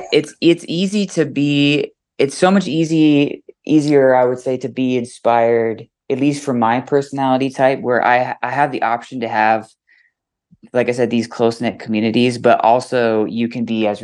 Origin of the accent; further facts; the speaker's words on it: Boise, Idaho, United States; also born or lived in San Diego, California; It's been home since I was a little kid. I was born in San Diego, but I've lived in Boise since I was about 2 or 3.